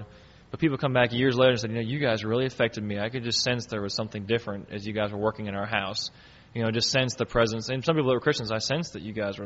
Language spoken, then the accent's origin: English; United States; in our country here, if you live in the United States, we consider ourselves to be Americans because that's just who we are